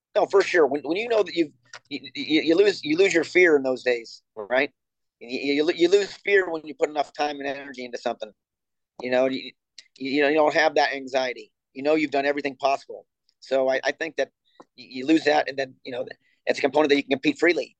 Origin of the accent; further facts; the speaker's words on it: Buffalo, New York, United States; also born or lived in Ohio / Rio de Janeiro; now in Norman, United States; I'm originally from Buffalo, New York